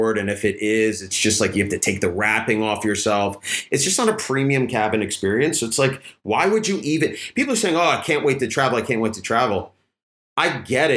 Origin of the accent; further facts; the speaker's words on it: New York, United States; moved away as an adult; now in Koh Samui, Thailand; I'm born and raised in New York